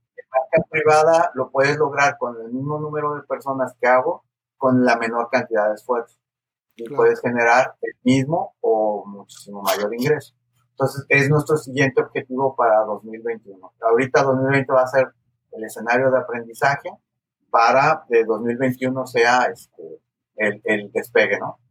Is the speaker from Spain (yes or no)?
no; Guadalajara, Jalisco, Mexico; moved away as an adult; now in The Woodlands, United States; soy mexicano, este, originario del occidente del país, del estado de Jalisco, la ciudad de Guadalajara